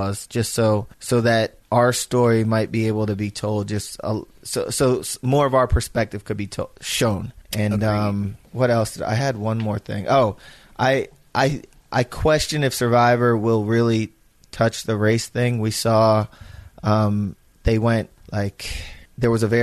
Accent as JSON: {"language": "English", "town": "Philadelphia", "region": "Pennsylvania", "country": "United States", "said": "I'm from Philadelphia"}